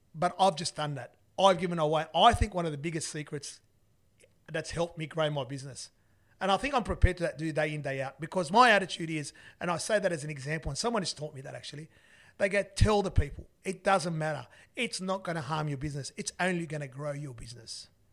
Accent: Australia; I'm Australian

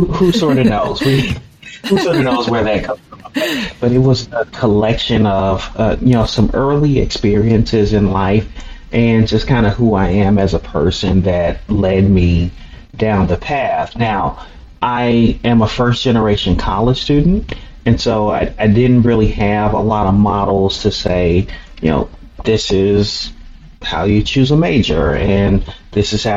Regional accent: Chicago, Illinois, United States; growing up in Chicago, especially during the 80s and 90s

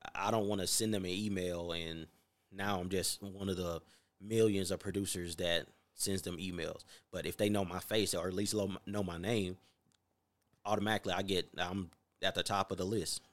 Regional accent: North Carolina, United States; now in Las Vegas, United States; I'm from North Carolina

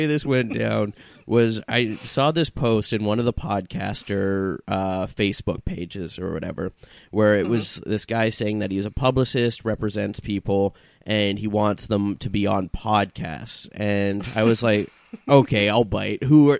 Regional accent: Vancouver, British Columbia, Canada; now in Toronto, Canada; being like a new comedian moving to a new city, I came from Vancouver, I wanted to get myself into the comedy scene

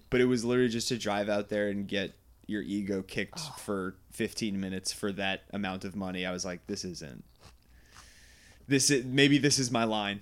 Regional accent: Goldens Bridge, New York, United States; I grew up in Westchester, New York, Golden's Bridge

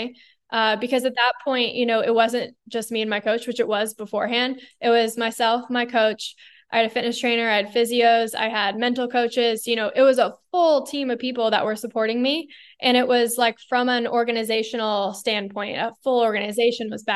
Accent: Bay Area, Northern California, United States; growing up in the Bay Area in Northern California, I was immersed in Silicon Valley

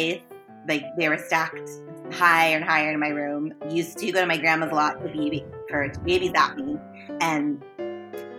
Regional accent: California, United States; I'm a California kid

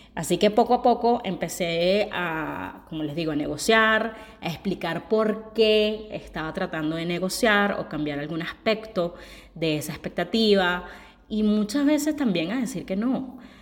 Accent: Venezuela; moved away; yo soy una venezolana que tiene mucho tiempo viviendo fuera

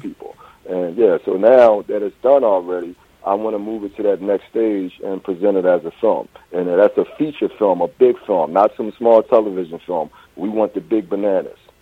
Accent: Philadelphia, Pennsylvania, United States; also born or lived in Pittsburgh / Washington, D.C.; I'm from Philadelphia

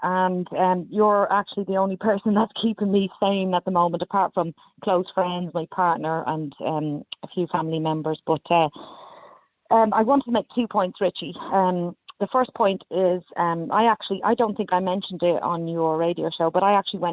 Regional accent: Ireland; now in London, United Kingdom; as an Irish person

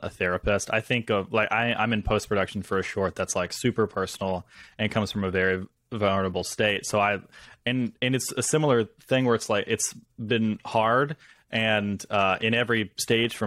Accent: Senatobia, Mississippi, United States; also born or lived in New York; I am from Mississippi. I'm in my hometown right now

